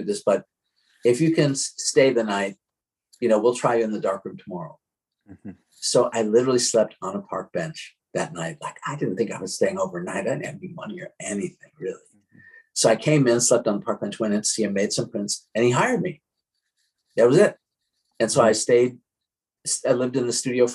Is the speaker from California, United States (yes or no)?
no; Chicago, Illinois, United States; moved away as an adult; also born or lived in New York City, United States; now in Syracuse, United States; I grew up actually in Chicago